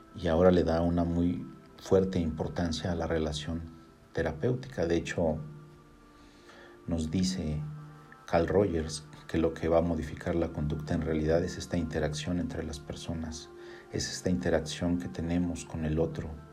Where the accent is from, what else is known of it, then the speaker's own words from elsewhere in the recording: Mexico; yo soy de México